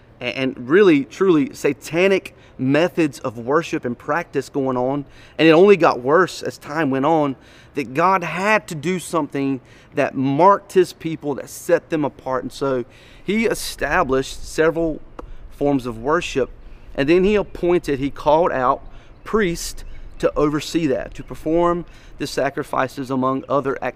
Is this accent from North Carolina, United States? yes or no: yes; Wayne County, Eastern North Carolina, United States; I am from Wayne County